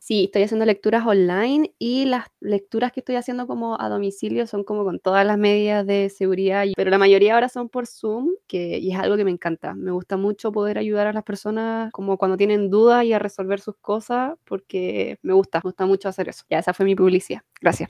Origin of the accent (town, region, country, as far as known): Chile